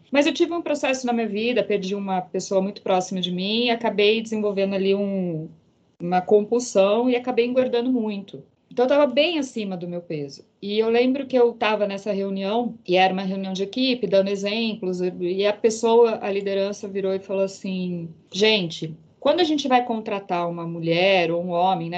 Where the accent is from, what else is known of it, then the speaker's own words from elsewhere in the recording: Campinas, São Paulo, Brazil; moved away as an adult; now in São Paulo, Brazil; Sou do interior de Campinas moro hoje em São Paulo